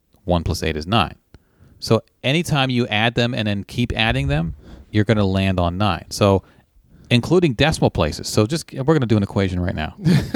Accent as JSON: {"language": "English", "region": "Tennessee", "country": "United States", "tie": "born or raised there", "said": "I grew up in Tennessee, and we learned these in middle school."}